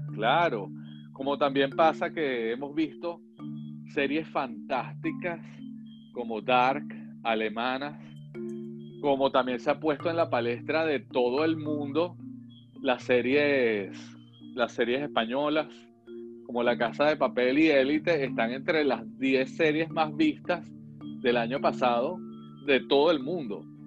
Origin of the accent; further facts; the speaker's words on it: Venezuela; nosotros crecimos con una idea de que las telenovelas brasileras, siendo nosotros venezolanos